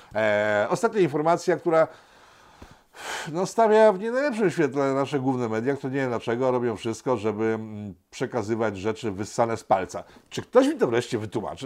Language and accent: Polish; Łódź, Łódź Voivodeship, Poland; Jestem chłopakiem z Łodzi, przysięgam.